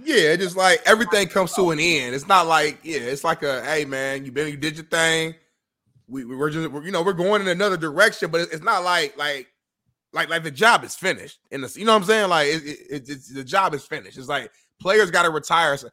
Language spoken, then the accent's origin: English; Indianapolis, Indiana, United States; I'm from Indianapolis